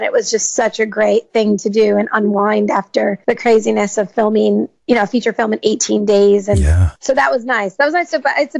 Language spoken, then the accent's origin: English; Georgetown, Massachusetts, United States; moved away as an adult; also born or lived in Los Angeles; I grew up in Georgetown, Massachusetts. So I was about 30 minutes from Boston. And I grew up, I'm a minister's kid, actually, the youngest of four.